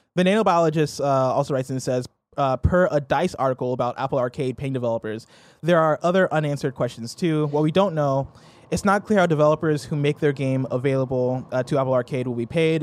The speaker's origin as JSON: {"language": "English", "country": "Nigeria", "said": "I'm Nigerian"}